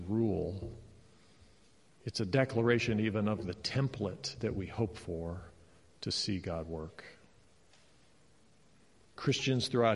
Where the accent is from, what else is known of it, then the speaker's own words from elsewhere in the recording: United States; as an American